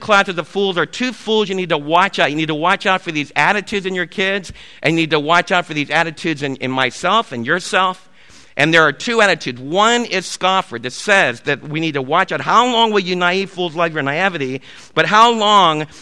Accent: East Coast, United States; I was raised in the East Coast

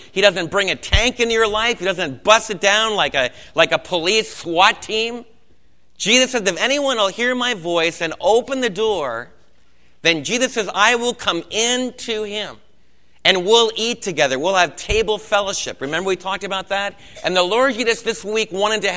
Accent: United States; us as American believers

